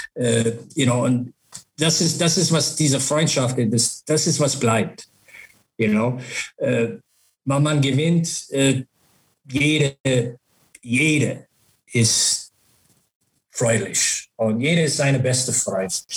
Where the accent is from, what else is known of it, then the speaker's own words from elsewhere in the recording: Buffalo, New York, United States; German is a second language; moved away; dieses Jahr ist Buffalo meine Heimat.